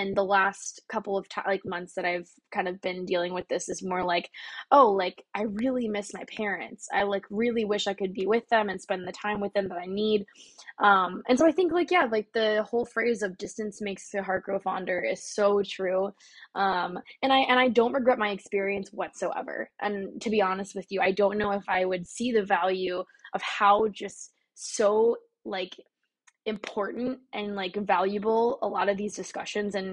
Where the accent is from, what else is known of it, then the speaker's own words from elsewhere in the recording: Texas, United States; moved away as an adult; also born or lived in Garland, Texas / Dallas, Texas; now in New York City, United States; I'm just a Texan